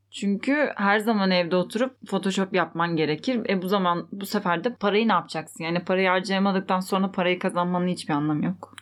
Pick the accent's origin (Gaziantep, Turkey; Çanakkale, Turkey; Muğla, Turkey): Muğla, Turkey; Fethiye; Ben Fethiye'liyim